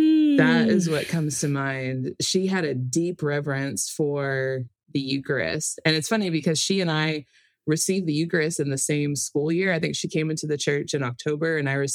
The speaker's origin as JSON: {"language": "English", "town": "Memphis", "region": "Tennessee", "country": "United States", "tie": "born or raised there", "said": "I'm from Memphis, Tennessee. When my dad got out of the military, we moved there. So some of my earliest memories are there. And it's really where my parents started practicing the faith. They baptized me Catholic."}